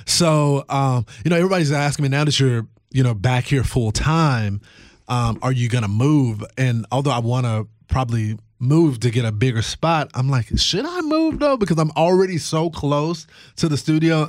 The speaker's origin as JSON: {"language": "English", "region": "Texas", "country": "United States", "tie": "born or raised there", "said": "my home state of Texas"}